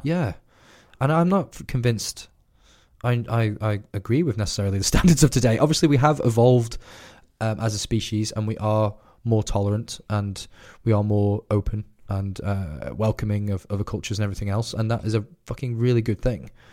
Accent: United Kingdom; as a British person living in the Britain that we have today

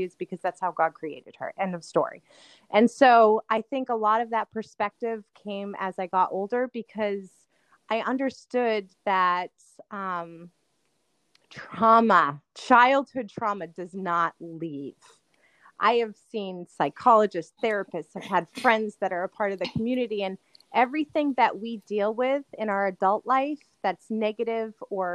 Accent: Greenland, New Hampshire, United States; I grew up in Greenland, New Hampshire, and I lived in a multi-generational house.

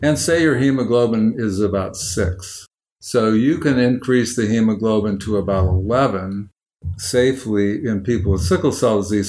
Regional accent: Oakland, California, United States; I'm from Oakland

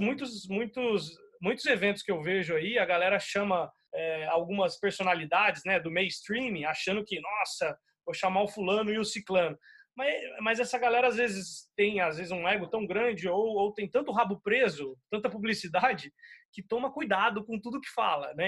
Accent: Uberlândia, Minas Gerais, Brazil; moved away as an adult; now in São Paulo, Brazil; eu sou mineiro, né? Eu nasci em Uberlândia, mas eu já moro em São Paulo há uns 10 anos

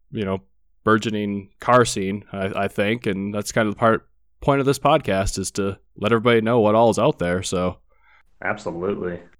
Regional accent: Michigan, United States; growing up in Michigan because you know two hours north of Detroit, everybody was a hot rodder out there.

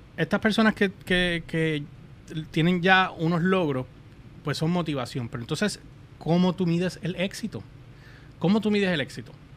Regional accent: Puerto Rico; somos boricuas.

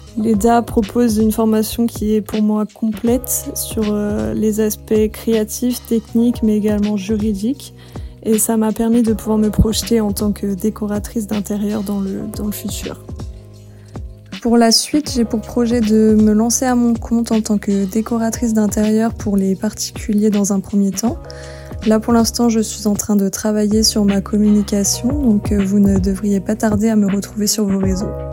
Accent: Dijon, Bourgogne-Franche-Comté, France; je viens de la région de Bourgogne, plus précisément de Dijon.

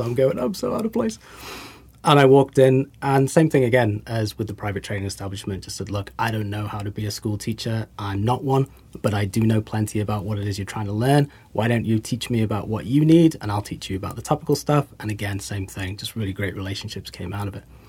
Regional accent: England, United Kingdom; also born or lived in United States; now in New Zealand; I'm English

